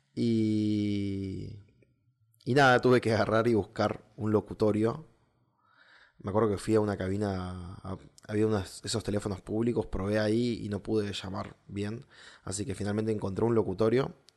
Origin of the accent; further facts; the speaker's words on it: southern Argentina, Argentina; yo soy del sur de Argentina